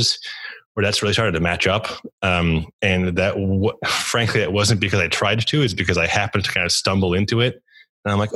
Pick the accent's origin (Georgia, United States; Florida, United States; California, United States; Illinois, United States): Illinois, United States; Chicago; also born or lived in Poland / Montreal / New York City / Japan; I grew up in and around Chicago, although I was born out of the country in Poland.